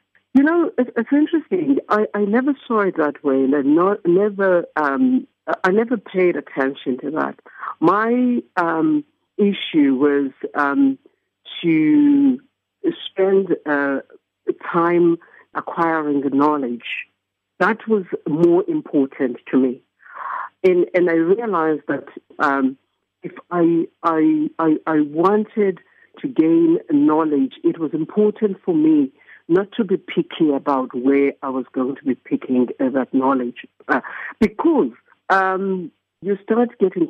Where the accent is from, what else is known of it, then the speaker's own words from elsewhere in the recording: Eastern Cape, South Africa; being South African myself